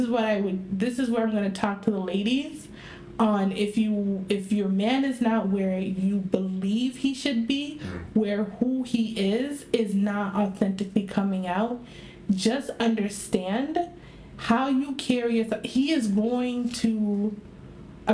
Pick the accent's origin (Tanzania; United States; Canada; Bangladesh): Tanzania; moved away; We haven't been to my home country, okay, to Tanzania